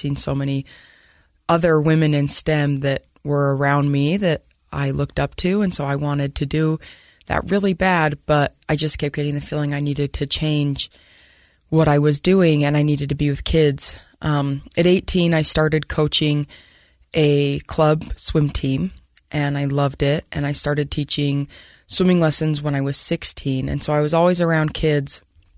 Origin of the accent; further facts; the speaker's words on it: Centerville, Utah, United States; So I grew up in Centerville and I went to Viewmont High School